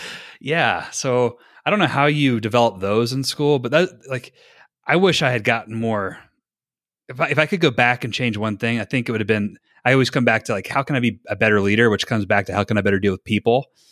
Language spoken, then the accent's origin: English; North Carolina, United States; moved away as an adult; now in Utah, United States; I'm from North Carolina